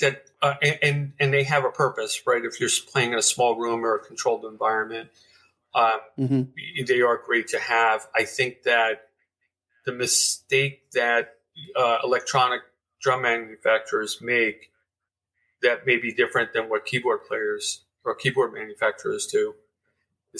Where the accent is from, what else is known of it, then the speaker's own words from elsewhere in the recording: New York, United States; I grew up in New York